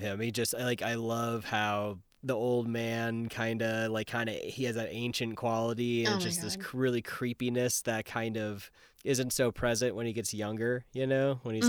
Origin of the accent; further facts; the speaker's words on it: United Kingdom; But I'm British.